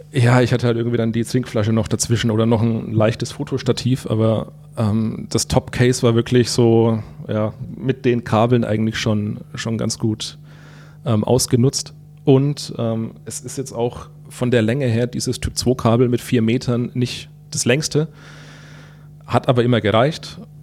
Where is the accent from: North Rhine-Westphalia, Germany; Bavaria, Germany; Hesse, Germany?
Bavaria, Germany; Würzburg; durch meine Heimat hier